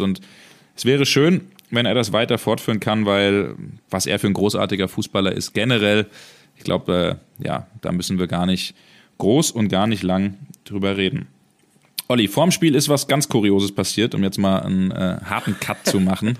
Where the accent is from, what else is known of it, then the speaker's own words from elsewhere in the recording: Hesse, Germany; wie man bei uns in Hessen sagt